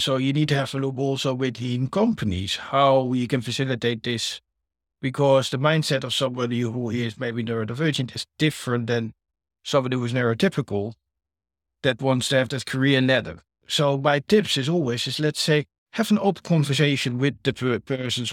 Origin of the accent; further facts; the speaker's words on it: Netherlands; now in United Kingdom; I'm from the Netherlands